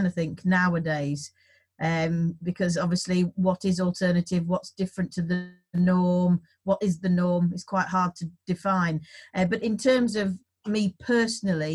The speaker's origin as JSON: {"language": "English", "region": "West Midlands", "country": "United Kingdom", "moved": "yes", "lives_now": "York, United Kingdom", "said": "I am also from the West Midlands."}